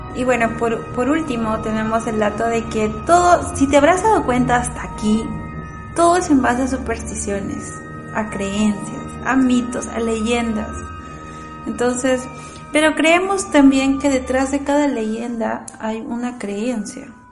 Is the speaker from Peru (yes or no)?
yes; Peru; Así somos los peruanos